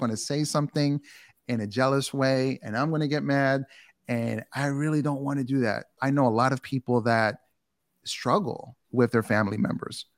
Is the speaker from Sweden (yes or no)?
no; New York City, New York, United States; also born or lived in Bronx; I grew up in Queens